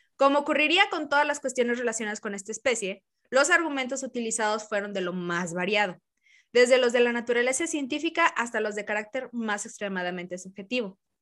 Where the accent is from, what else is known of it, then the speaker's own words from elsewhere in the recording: Mexico; yo soy de México